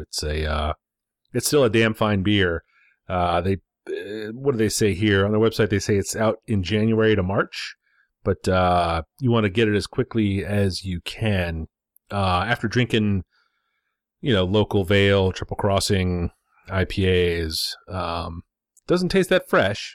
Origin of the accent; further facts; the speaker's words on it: United States; as an American